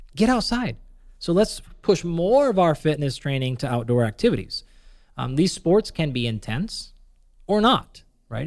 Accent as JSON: {"language": "English", "region": "Pacific Northwest", "country": "United States", "tie": "born or raised there", "said": "where I grew up in the Pacific Northwest"}